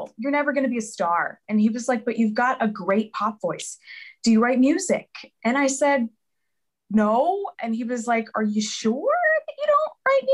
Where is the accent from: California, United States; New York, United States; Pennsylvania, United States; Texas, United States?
Pennsylvania, United States; Philadelphia; born or raised there; moved away as an adult; also born or lived in London